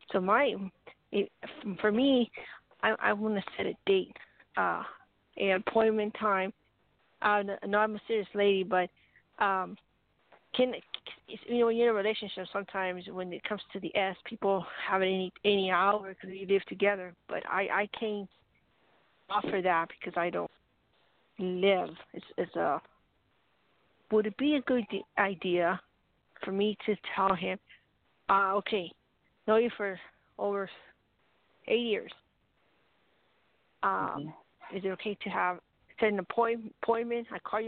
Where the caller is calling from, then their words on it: New Mexico, United States; New Mexico.